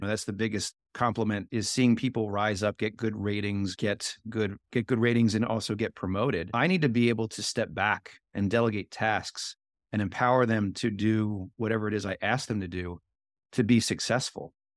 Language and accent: English; Philadelphia, Pennsylvania, United States; I'm from Philly